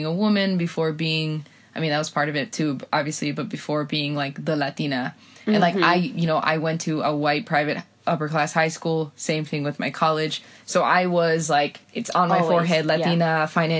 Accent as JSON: {"language": "English", "country": "Guatemala", "accent": "Guatemalan", "said": "You know, I'm over here, you know, with my Guatemalan voice, like, vení para acá, fíjate vos, fíjate, fíjate, va, que va, bah."}